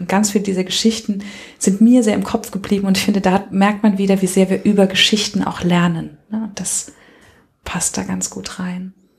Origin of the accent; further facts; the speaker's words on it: Germany; ich komme aus der Rheinebene.